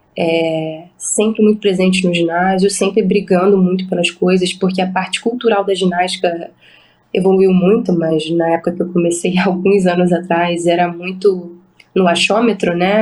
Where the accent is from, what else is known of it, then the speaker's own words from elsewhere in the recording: Rio de Janeiro, Brazil; era um Pan-Americano que era na minha cidade, onde eu nasci, era uma oportunidade da minha família estar presente